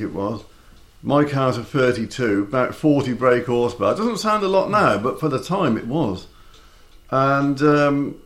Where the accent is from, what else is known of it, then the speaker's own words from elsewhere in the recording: Coventry, West Midlands, United Kingdom; now in Ross-on-Sea, United Kingdom; It's born and bred in Coventry